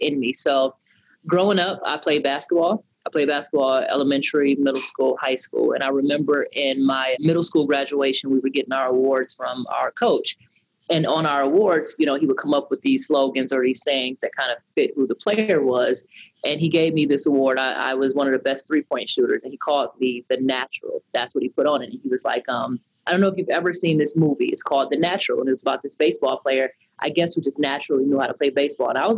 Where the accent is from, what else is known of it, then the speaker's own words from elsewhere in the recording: Detroit, Michigan, United States; I am from Detroit, Michigan, a Detroit native